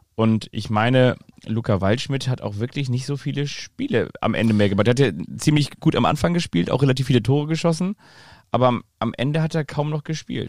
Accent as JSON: {"language": "German", "town": "Kiel", "region": "Schleswig-Holstein", "country": "Germany", "said": "als Kieler"}